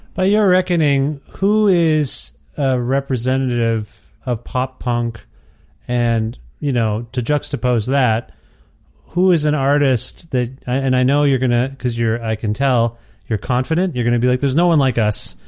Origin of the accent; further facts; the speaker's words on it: Ontario, Canada; moved away as an adult; I'm from Ontario originally, and I've only been away about a year and a half